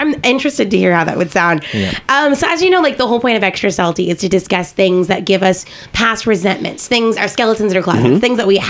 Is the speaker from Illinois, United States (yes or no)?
no; Dallas, Texas, United States; I'm from Dallas